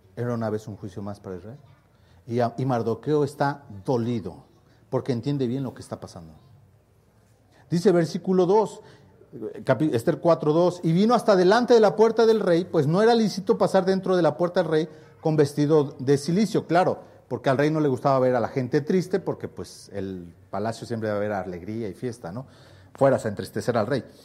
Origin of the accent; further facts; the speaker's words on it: Mexico; es mi pueblo